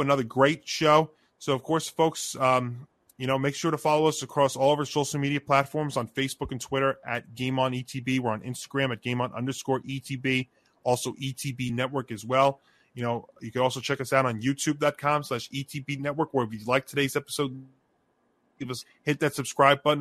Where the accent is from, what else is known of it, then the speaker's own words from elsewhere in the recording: Elmont, New York, United States; moved away as an adult; my hometown, where I used to, where I spent the first 25 years of my life